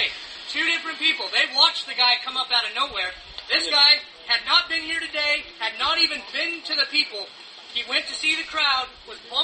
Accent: Oregon, United States; I was here from Oregon

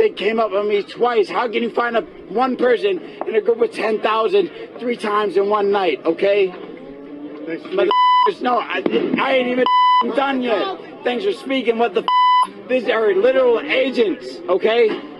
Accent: Minneapolis, Minnesota, United States; Born and raised, Powderhorn Park. I went to South High, Minneapolis.

